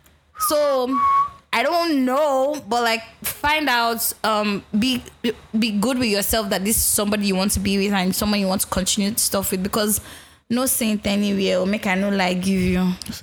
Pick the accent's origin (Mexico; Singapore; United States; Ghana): Ghana; now in London, United Kingdom; I'm a Ghanaian that was introduced to this podcast by my Nigerian roommates here in London.